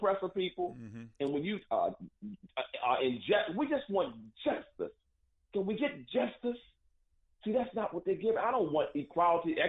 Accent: United States

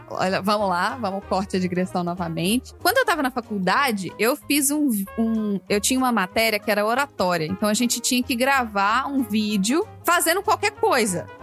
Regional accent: Minas Gerais, Brazil; accent: Minas; moved away; also born or lived in Belo Horizonte; e o meu sotaque de Minas tá assim, ó. Porque na época eu ainda morava em BH, né? Então o sotaque.

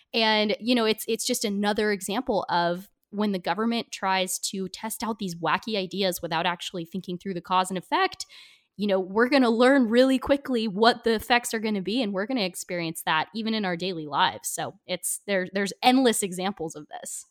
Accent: United States; small town I grew up in outside of Portland

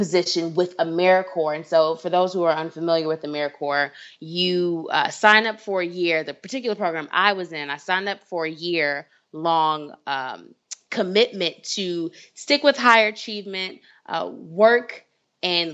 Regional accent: Evanston, Illinois, United States; moved away as an adult; now in Washington, D.C., United States; some people may or may not know where Evanston is, but that's where I grew up, right near Northwestern University

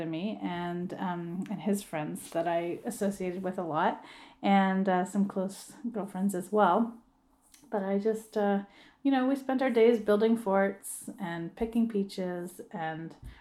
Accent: Grimsby, Ontario, Canada; So I grew up right here in Grimsby, Ontario. It's just a small town south of Toronto and right on the lake, Lake Ontario.

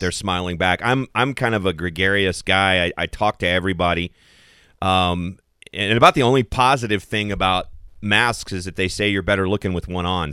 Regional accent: Kentucky, United States; moved away; my home state of Kentucky

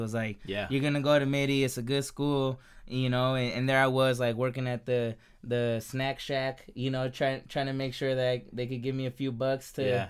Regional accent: San Jose, California, United States; now in Gilroy, United States; I was born and raised in San Jose, right there on the east side there, off of a Capitol, Capitol and White over there.

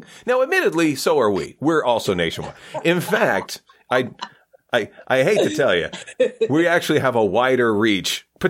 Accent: Kingston, Ontario, Canada; I was born in Kingston. I was born in a hotel.

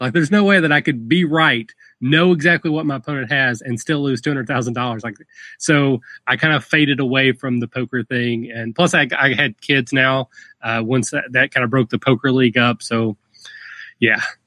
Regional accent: rural Kentucky, United States; accent: Southern; I'm from, I'm from very rural Kentucky. If the accent hasn't given it away, I am from

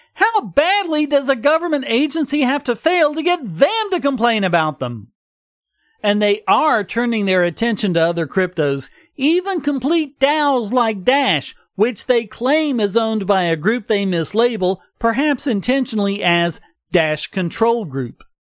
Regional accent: North Carolina, United States; moved away; My home state of North Carolina

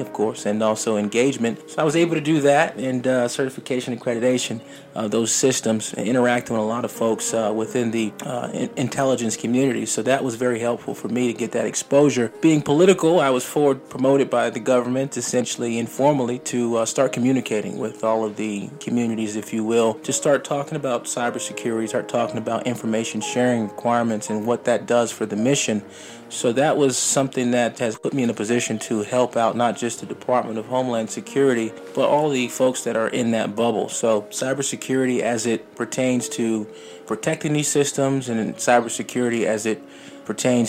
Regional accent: Norfolk, Virginia, United States; I'm just a young man from Virginia, born and raised in Norfolk

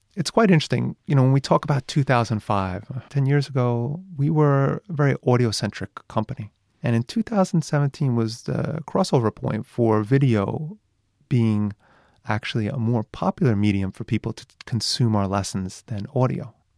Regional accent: New York, United States; moved away as an adult; now in Japan; I'm from New York

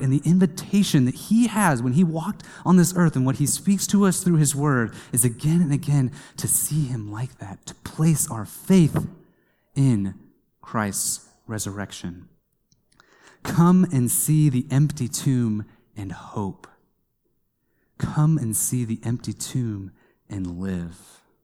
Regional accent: Kansas, United States; I grew up in Kansas

